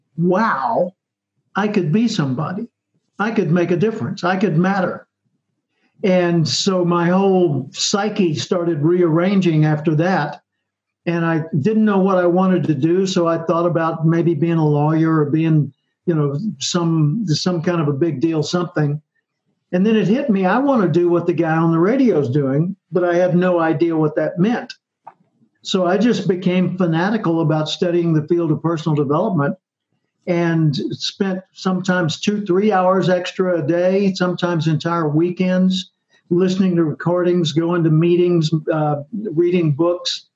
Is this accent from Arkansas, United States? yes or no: yes; Little Rock, Arkansas, United States; grew up in Little Rock, Arkansas